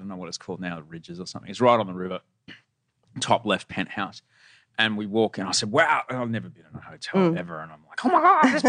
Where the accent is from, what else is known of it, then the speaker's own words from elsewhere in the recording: Bronte, New South Wales, Australia; Well, no. My hometown's now Bronte.